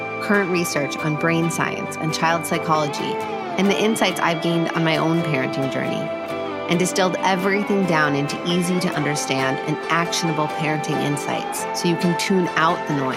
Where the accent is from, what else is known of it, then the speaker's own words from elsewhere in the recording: Minnesota, United States; growing up in Minnesota